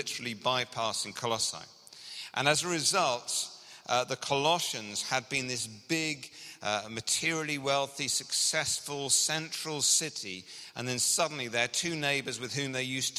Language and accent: English; England, United Kingdom; now in Scotland, United Kingdom; as you can hear from my accent, I grew up in England